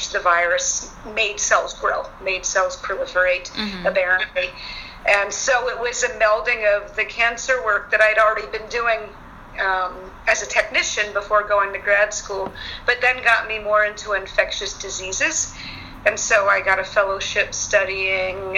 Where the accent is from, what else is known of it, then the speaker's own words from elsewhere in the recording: Philadelphia, Pennsylvania, United States; now in Durango, United States; I'm from Philadelphia originally